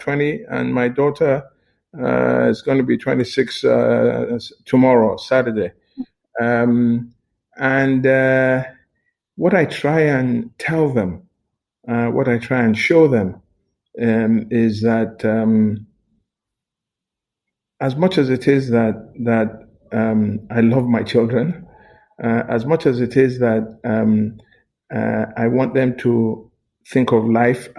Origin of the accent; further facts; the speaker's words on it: Lagos, Nigeria; also born or lived in London, United Kingdom / Ado-Ekiti, Ekiti State, Nigeria; I grew up in Lagos, all of us had gone to a school in Ekiti called Christ School, Ado-Ekiti